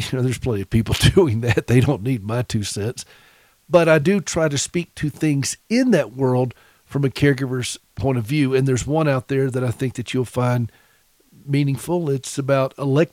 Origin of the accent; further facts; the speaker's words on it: South Carolina, United States; also born or lived in Nashville; now in Montana, United States; I'm from South Carolina